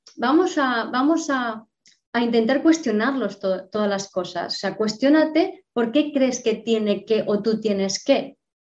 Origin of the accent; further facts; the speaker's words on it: Madrid, Community of Madrid, Spain; nací, fui concebida en Bagdad, yo nací en Madrid